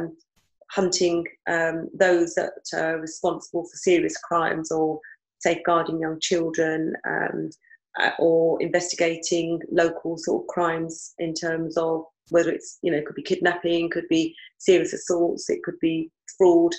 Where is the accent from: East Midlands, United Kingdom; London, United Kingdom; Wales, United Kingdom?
London, United Kingdom; I was from London